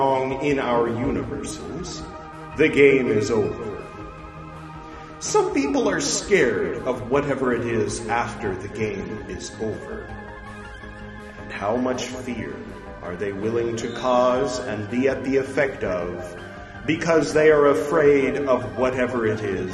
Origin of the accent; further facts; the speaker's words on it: United States; I'm American